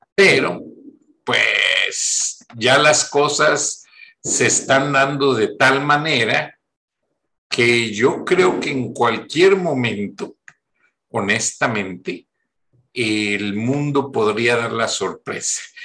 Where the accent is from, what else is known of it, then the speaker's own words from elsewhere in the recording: Mexico; nosotros como mexicanos